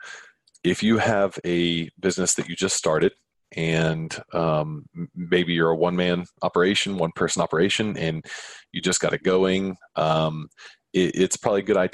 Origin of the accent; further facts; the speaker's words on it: Atlanta, Georgia, United States; my hometown in Atlanta